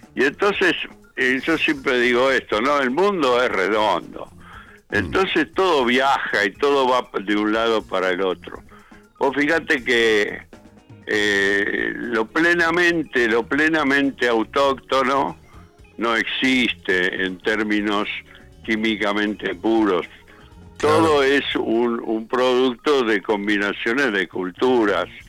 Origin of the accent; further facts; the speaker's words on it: Buenos Aires, Argentina; also born or lived in Berazategui, Buenos Aires Province; yo nací en Capital, en el barrio de Coglan, y después viví en el barrio de Flores